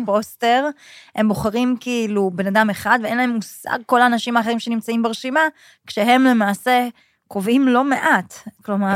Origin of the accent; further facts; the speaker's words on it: Kfar Saba, Central District, Israel; also born or lived in Canada / Sydney, Australia; גדלתי בכפר סבא, אבא שלי צבר, אמא שלי מרוקאית